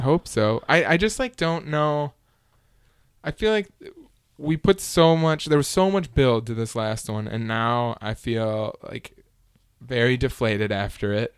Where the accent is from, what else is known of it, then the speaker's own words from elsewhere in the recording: United States; me as the American consumer